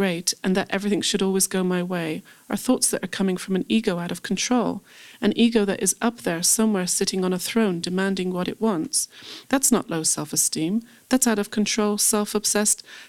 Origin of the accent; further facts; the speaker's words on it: England, United Kingdom; moved away as an adult; also born or lived in California / Jerusalem; I grew up in England, and when I first moved to California to work in the movie business